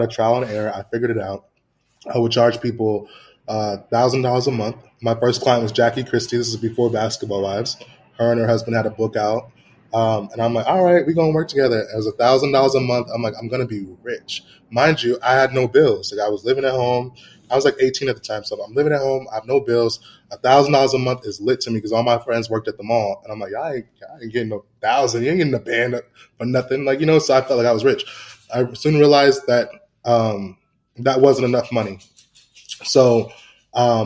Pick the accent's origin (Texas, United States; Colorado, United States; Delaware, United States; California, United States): California, United States; Santa Ana; I grew up in a city called Santa Ana, which is like Mexico